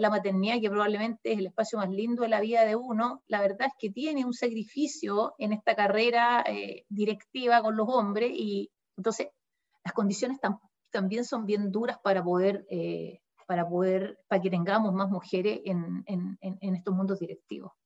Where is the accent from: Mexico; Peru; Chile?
Chile; Concepción, Biobío; uno como penquista